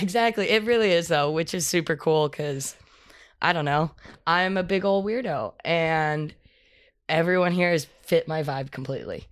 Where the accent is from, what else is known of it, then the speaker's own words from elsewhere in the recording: Texas, United States; moved away; also born or lived in Colorado; I'm from Texas originally